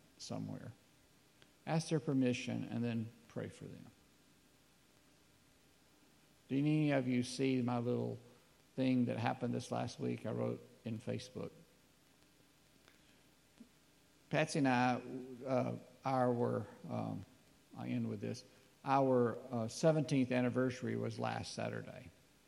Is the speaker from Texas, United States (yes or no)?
no; North Alabama, United States; we're from North Alabama.